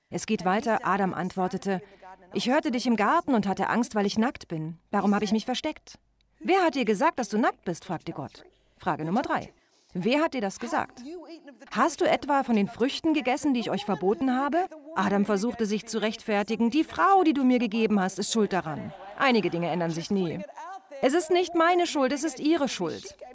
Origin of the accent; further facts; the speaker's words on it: Australia; accent: Australian; moved away